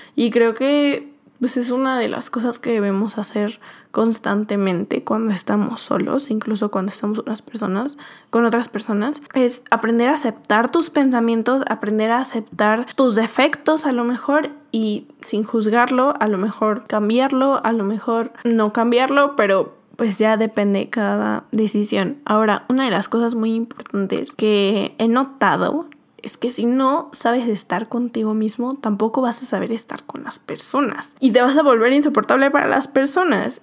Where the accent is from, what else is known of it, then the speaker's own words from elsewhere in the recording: Mexico; moved away as an adult; no estaba en mi México, no estaba en mi país no tenía mi familia